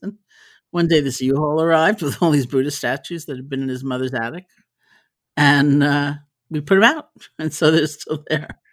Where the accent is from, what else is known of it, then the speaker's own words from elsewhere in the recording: New York City, New York, United States; I grew up in New York City, and I'm a product of the New York City public school system